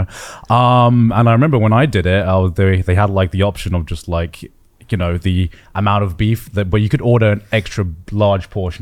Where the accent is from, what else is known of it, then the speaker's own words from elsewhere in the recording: United Kingdom; now in Japan; as a Brit